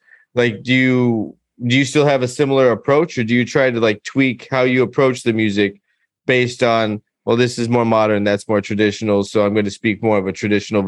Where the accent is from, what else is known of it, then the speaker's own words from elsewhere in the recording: United States; as an American